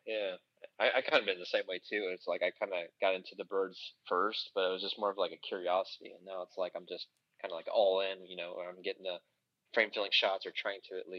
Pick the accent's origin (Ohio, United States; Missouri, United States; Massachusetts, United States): Ohio, United States; Dayton; I'm from Dayton, Ohio.